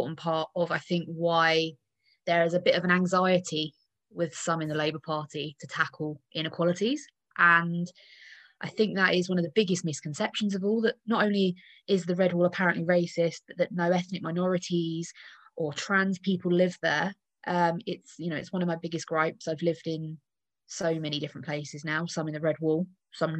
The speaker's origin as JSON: {"language": "English", "region": "the South of England", "country": "United Kingdom", "said": "I say this as a Southerner myself"}